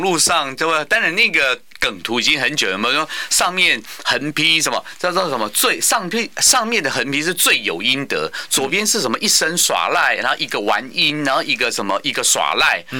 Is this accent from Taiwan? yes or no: yes; Taiwan; 我们自己本身的台湾人